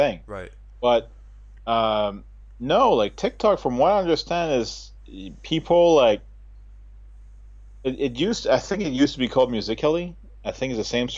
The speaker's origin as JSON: {"language": "English", "region": "New Brunswick", "country": "Canada", "tie": "born or raised there", "moved": "as an adult", "lives_now": "Japan", "said": "growing up in New Brunswick"}